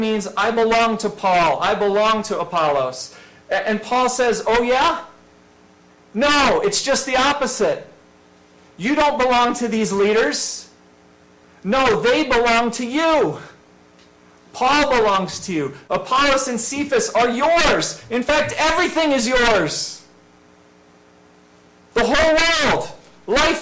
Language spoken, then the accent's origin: English; farm country near Scranton, Pennsylvania, United States; now in Westchester County, United States; the country, in farm country, and about 30 minutes from us was Scranton, the closest decent-sized city